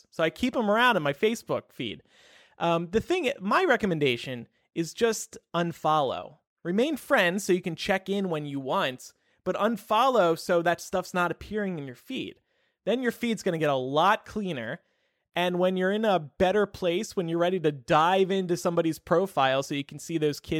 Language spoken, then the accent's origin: English; the South, United States; My husband and I grew up in the South from two different states